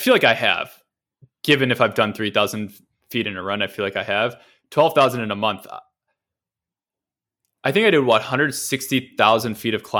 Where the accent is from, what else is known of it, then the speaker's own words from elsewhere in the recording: Midwest, United States; now in San Francisco, United States; We live in San Francisco. It's hills everywhere. You know, other places where, you know, growing up in the Midwest, it's like pretty flat.